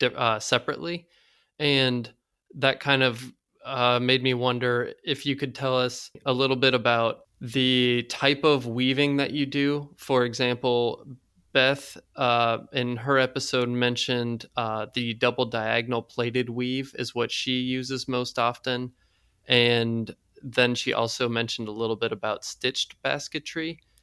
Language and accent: English; South Carolina, United States; I grew up in South Carolina